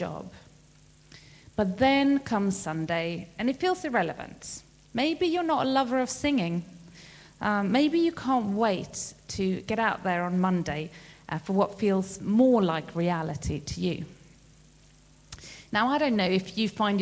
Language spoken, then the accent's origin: English; Sweden; now in United Kingdom; I am from Sweden